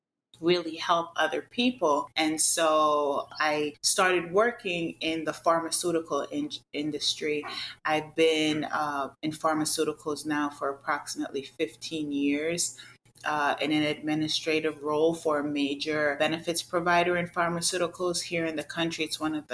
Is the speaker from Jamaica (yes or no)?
yes; Jamaica; now in United States; I'm originally from the Caribbean. I'm a native of Jamaica